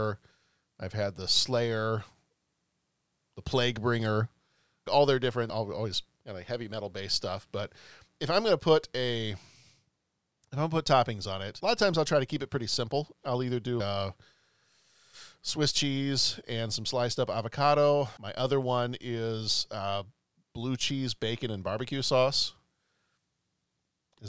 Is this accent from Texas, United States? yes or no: yes; Texas, United States; Growing up in Texas